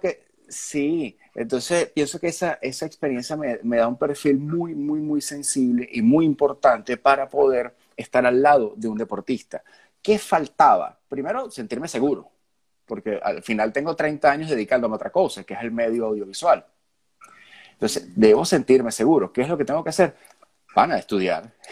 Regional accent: Venezuela

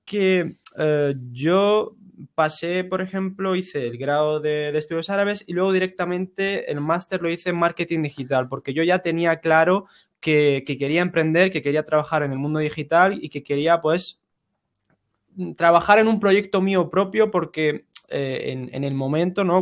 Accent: Ceuta, Spain; first language Spanish; moved away as an adult; now in Granada, Spain; nosotros dos somos de Ceuta, hemos venido a Granada a estudiar y, bueno, aquí nos hemos mm. quedado a vivir.

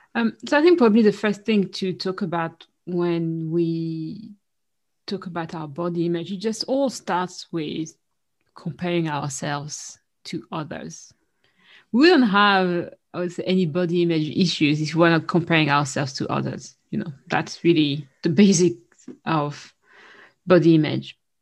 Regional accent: Paris, Île-de-France, France; moved away as an adult; now in London, United Kingdom; growing up in Paris, especially in Paris, which is even more than the rest of France

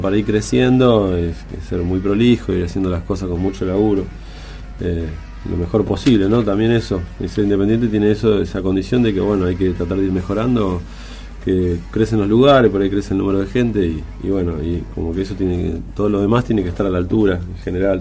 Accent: La Plata, Buenos Aires Province, Argentina; nosotros somos la ciudad de La Plata

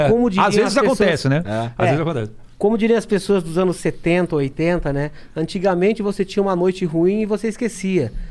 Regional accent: South Africa; born there; Cara, eu sou da África do Sul. Nasci na África do Sul.

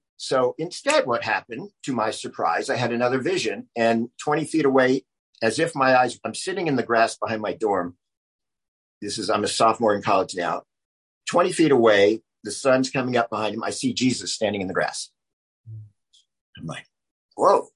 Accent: Charleston, South Carolina, United States; moved away as an adult; also born or lived in New York; now in Los Angeles, United States; I grew up in Charleston, South Carolina, which is a, just an amazing place to grow up

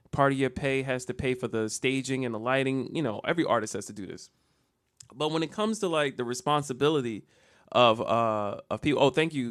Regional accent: Jersey City, New Jersey, United States; I'm not from Virginia. I'm from Jersey City

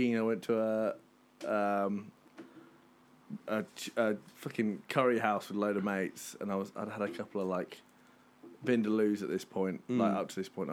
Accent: Reading, South East England, United Kingdom; we are from Reading in England

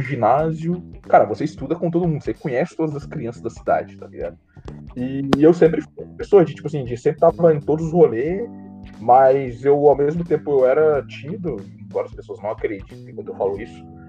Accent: Guarani, Brazil; Eu sou de Guarani, Atualmente é em Guarani, por causa da quarentena

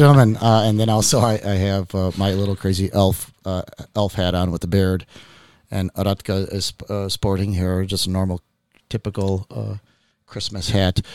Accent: Chicago, Illinois, United States; I grew up here in Chicago. I was born in Chicago

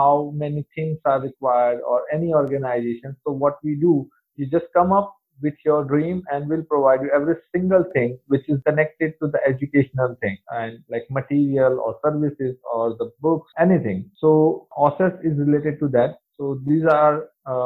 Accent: India; I'm from India

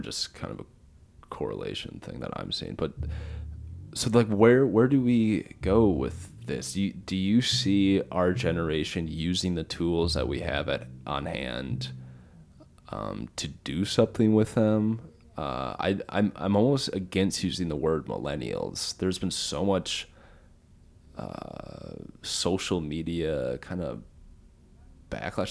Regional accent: Minnesota, United States; now in Texas, United States; I'm from Minnesota. I live down here in Texas.

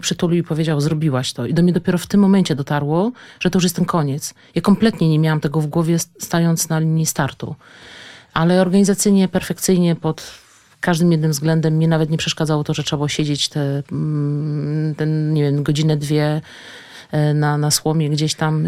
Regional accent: Kielce, Świętokrzyskie Voivodeship, Poland; pochodzimy oboje z Kielc

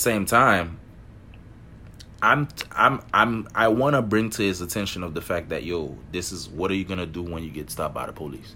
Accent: Miami, Florida, United States; growing up in Miami

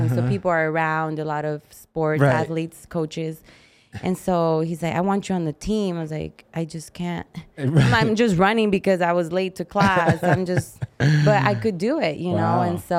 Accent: Arizona, United States; English is a second language; also born or lived in Mexico; I moved when I was 8 from Mexico. {S0} Right. {S1} So, I didn't know English. I grew up in Arizona.

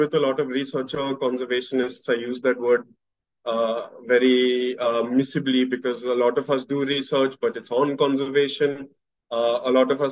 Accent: Pune, Maharashtra, India; I was born and brought up in Pune

